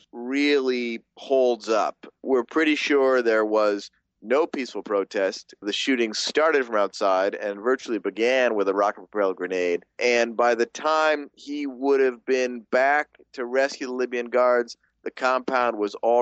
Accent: Buffalo, New York, United States; moved away; my hometown of Buffalo, New York

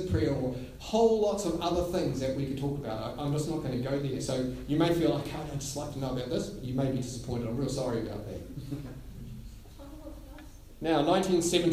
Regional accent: Gisborne, New Zealand; I grew up in Gisborne

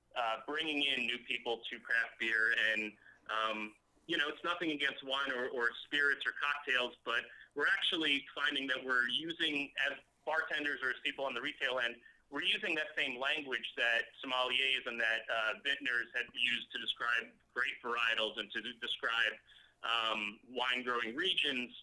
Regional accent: Long Island, New York, United States; moved away as an adult; also born or lived in New Hampshire / Atlanta, Georgia; now in Tampa Bay, United States; Grew up in Long Island.

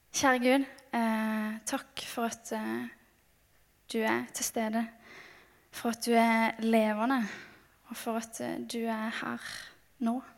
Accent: Mandal, Agder, Norway; moved away; kommer jeg fra Mandal på Sørlandet

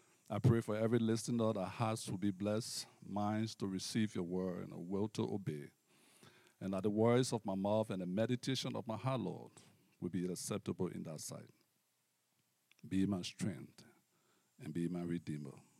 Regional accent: Liberia; moved away as an adult; also born or lived in United States; now in Canada; I hail from Liberia, West Africa

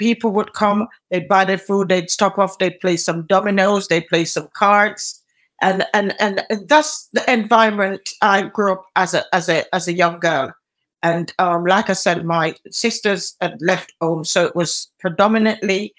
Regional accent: United Kingdom; also born or lived in Spanish Town, Jamaica; Mostly in the UK. I came to the UK at a fairly young age, 6 going into 7

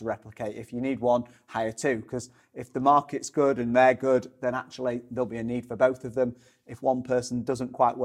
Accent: Sheffield, Yorkshire and the Humber, United Kingdom; I'm originally from Sheffield, not from Chesterfield.

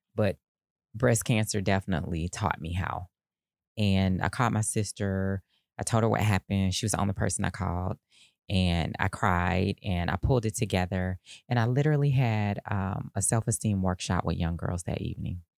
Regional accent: Decatur, United States; growing up in Decatur

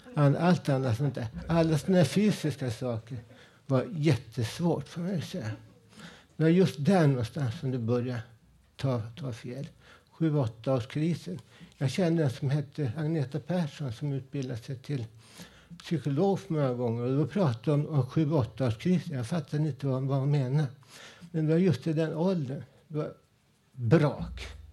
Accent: Stockholm, Stockholm County, Sweden; also born or lived in Husby / Blackeberg; min uppväxt ute i Vällingby med mina polare

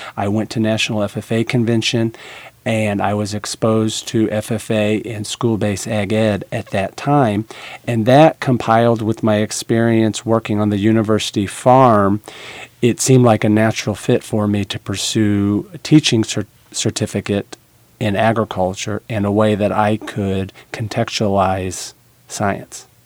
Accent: Illinois, United States; now in Nebraska, United States; Originally, I'm from Illinois

